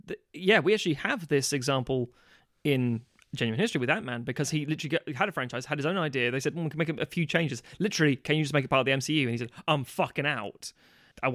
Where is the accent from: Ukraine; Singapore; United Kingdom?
United Kingdom; London; I'm from London, I'm complaining.